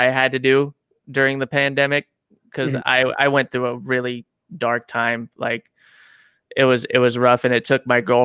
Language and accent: English; Auburn, California, United States; also born or lived in Miami Beach, Florida / Georgetown, California / Garden Valley, California; from the Georgetown Garden Valley area, I grew up there for a few years, and then we came up to Auburn and been in Auburn ever since